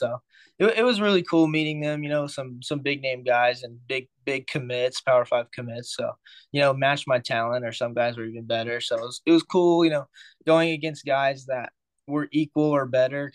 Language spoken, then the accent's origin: English; Central Texas, United States; I'm from Central Texas